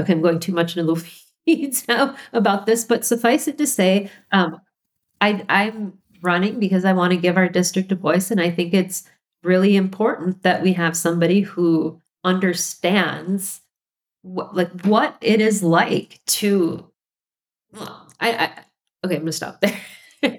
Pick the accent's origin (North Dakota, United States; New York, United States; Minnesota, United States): Minnesota, United States; moved away; also born or lived in Illinois; I'm a native Minnesotan